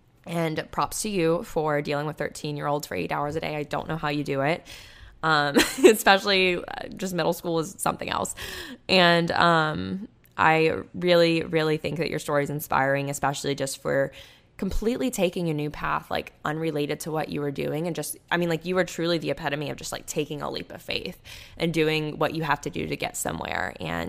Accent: California, United States; I grew up in the Bay Area and decided to study industrial design at Georgia Tech

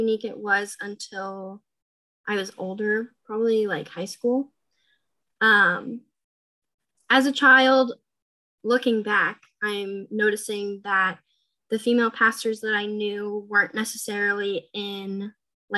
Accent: New Hampshire, United States; moved away as an adult; now in Ohio, United States; I was born and raised in New Hampshire

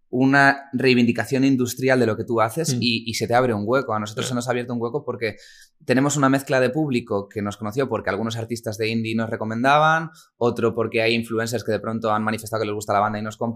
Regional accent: Toledo, Castilla-La Mancha, Spain; venimos de Toledo.

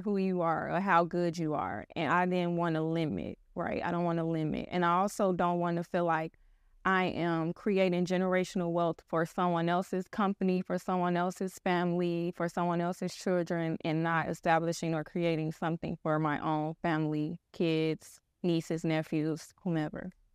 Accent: Chicago, Illinois, United States; I am actually from Chicago, born and raised on the South Side

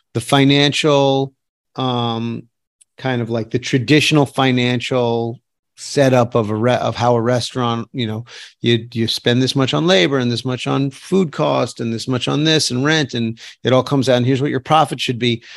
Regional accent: New York City, New York, United States; I grew up in New York City

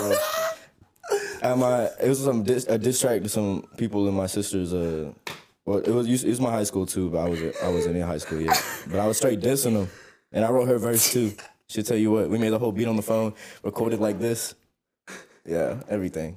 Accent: San Antonio, Texas, United States; I'm four five from San Antonio. Uh, I also go to Texas State up here

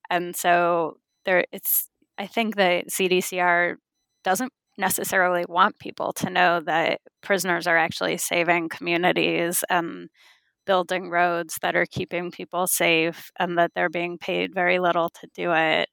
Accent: California, United States; I was born and raised in California

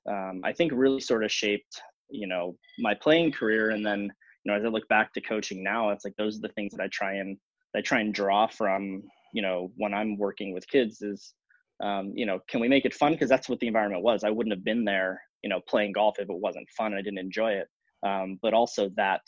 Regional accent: Northern California, United States; moved away as an adult; also born or lived in Illinois; now in Midwest, United States; I grew up in Northern California

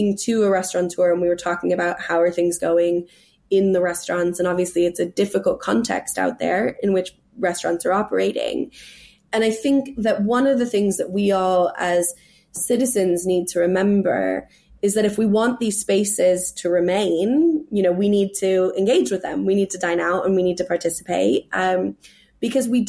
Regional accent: California, United States; moved away as an adult; also born or lived in New York City; now in England; I'm from California

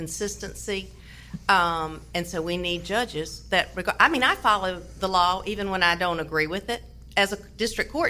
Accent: Morehead City, North Carolina, United States; moved away as an adult; now in Wilson, United States; I'm originally from Moorhead City

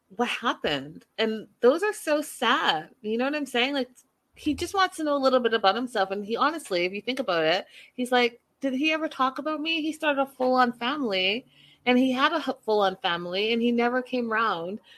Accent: Canada; moved away; I'm from Canada

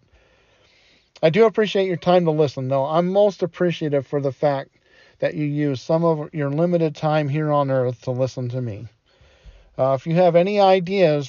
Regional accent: Detroit, Michigan, United States; I didn't have air conditioning when I was growing up in Detroit

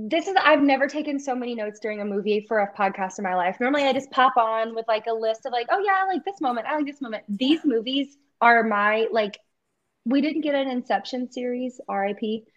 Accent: the South, United States; you and I both are from the South, but like growing up in the South and like growing up in the church

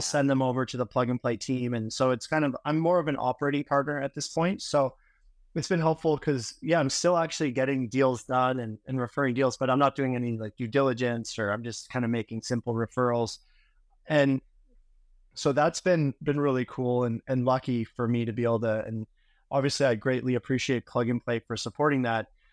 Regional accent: Vancouver, British Columbia, Canada; moved away as an adult; I'm originally from Vancouver, Canada

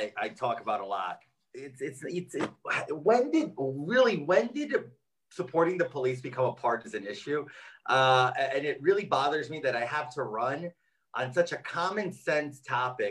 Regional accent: New York City, New York, United States; born and raised in Jackson Heights.

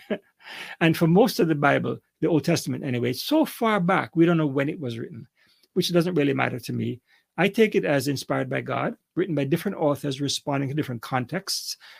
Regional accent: Kingston, Jamaica; moved away as an adult; also born or lived in Canada; I'm a Jamaican, grew up in Kingston, Jamaica

